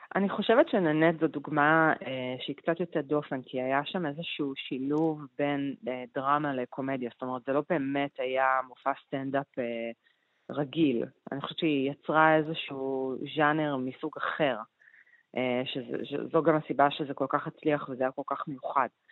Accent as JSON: {"language": "Hebrew", "country": "Argentina", "moved": "yes", "said": "אני ארגנטינאית"}